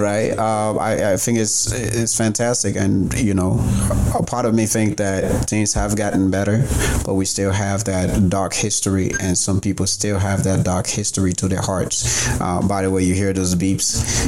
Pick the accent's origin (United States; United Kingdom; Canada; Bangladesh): Canada; Newfoundland and Labrador; I grew up in Newfoundland